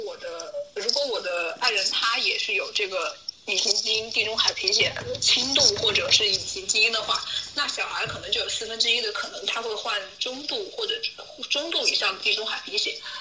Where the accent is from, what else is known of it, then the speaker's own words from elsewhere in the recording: Wuhan, Hubei, China; 武汉我的家乡，我的家乡